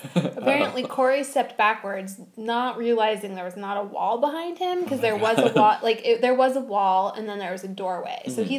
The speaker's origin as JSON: {"language": "English", "region": "California", "country": "United States"}